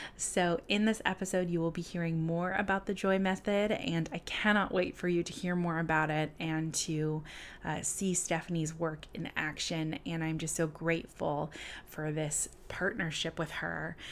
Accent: Southern California, United States; moved away as an adult; also born or lived in Buffalo, New York; I lived in Buffalo, New York for about three and a half years, but I'm originally from Southern California.

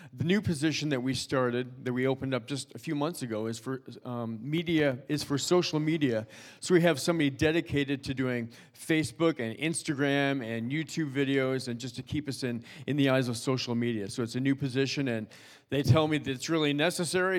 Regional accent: Toronto, Ontario, Canada; I'm originally from Toronto. I grew up in Toronto, went to high school there, went to college there.

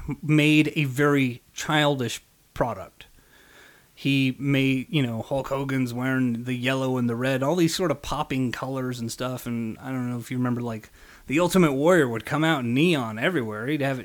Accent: Las Vegas, Nevada, United States; also born or lived in England; But raised in Las Vegas.

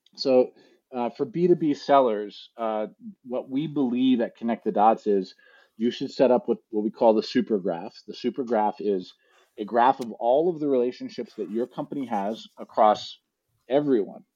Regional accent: East Coast, United States; moved away as an adult; also born or lived in San Francisco; I grew up on the East Coast

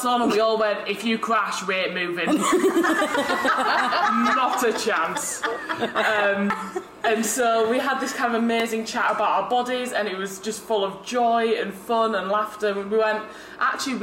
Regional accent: Yorkshire and the Humber, United Kingdom; I'm the fat Yorkshire one

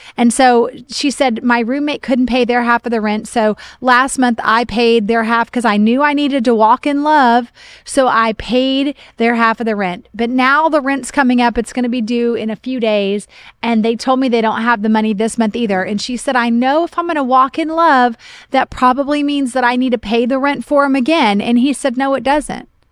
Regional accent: Oklahoma, United States; moved away; I grew up in Oklahoma

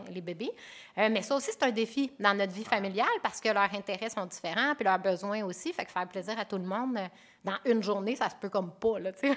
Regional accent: Alma and Arvida, Quebec, Canada; also born or lived in Chicoutimi, Quebec; moi, je suis native de Chicoutimi, puis j'ai grandi à Alma et à Arvida

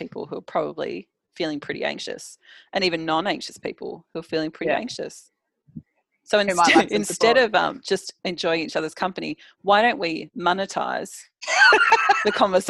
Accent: Adelaide, South Australia, Australia; born there; well, I was born in Adelaide in 1982.

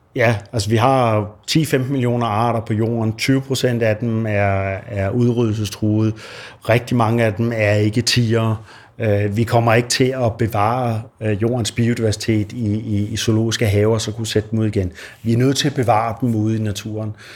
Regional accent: Denmark; som dansker

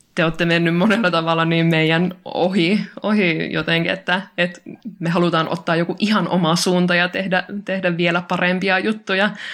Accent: Oulu, North Ostrobothnia, Finland; meillä Oulussa täällä insinöörikaupungissa

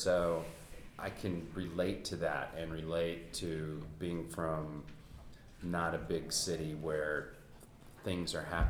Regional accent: Arkansas, United States; moved away as an adult; also born or lived in Chicago; I'm from Arkansas myself

